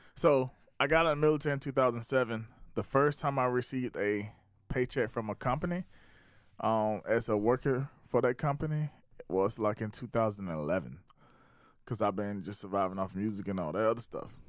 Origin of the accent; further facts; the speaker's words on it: South Carolina, United States; also born or lived in Atlanta; I was born and raised in South Carolina.